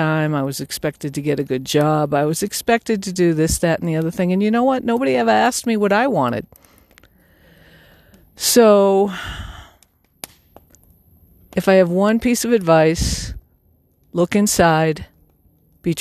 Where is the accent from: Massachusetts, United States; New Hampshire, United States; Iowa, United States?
Massachusetts, United States; I'm from Massachusetts